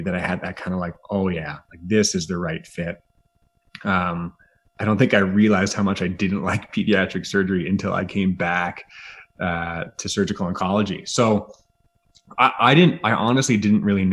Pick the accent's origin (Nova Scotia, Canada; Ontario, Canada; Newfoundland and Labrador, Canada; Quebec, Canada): Ontario, Canada; Grimsby; also born or lived in Halifax, Canada / London, United Kingdom; I grew up in Southern Ontario on the south side of the lake in a town called Grimsby